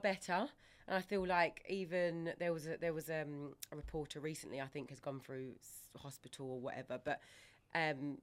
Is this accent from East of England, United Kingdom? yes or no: yes; Ongar, East of England, United Kingdom; we grew up in Ongar, so Brentwood.